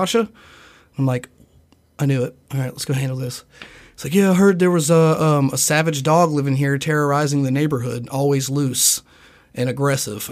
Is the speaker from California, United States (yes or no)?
no; Nicholasville, Kentucky, United States; I'm from Nicholasville